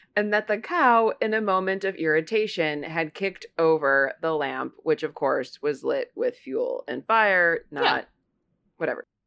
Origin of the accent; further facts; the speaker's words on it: Ohio, United States; now in New York, United States; I grew up in Ohio, which geography is close to Chicago